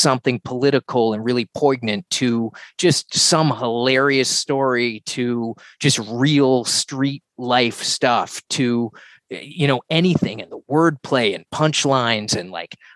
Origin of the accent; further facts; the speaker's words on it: Halifax, Nova Scotia, Canada; my hometown where I grew up in Halifax, Nova Scotia, on the East Coast